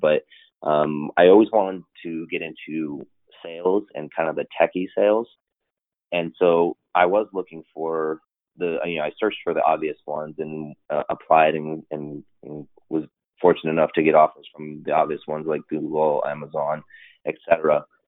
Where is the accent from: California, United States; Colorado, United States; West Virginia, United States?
California, United States; Los Angeles; moved away as an adult; I grew up in Los Angeles